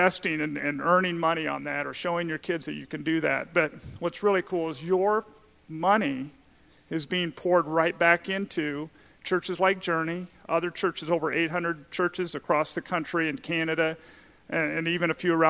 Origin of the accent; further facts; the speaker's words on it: South Dakota, United States; now in Indianapolis, United States; I'm originally from South Dakota